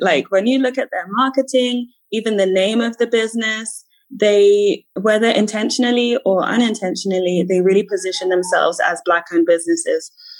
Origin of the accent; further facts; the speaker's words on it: United Kingdom; accent: British; moved away as an adult; also born or lived in Ghana; now in Accra, Ghana; based here in Accra, Ghana. As you can probably tell from my accent, I'm Ghanaian British, and I moved back home about 2.5 years ago.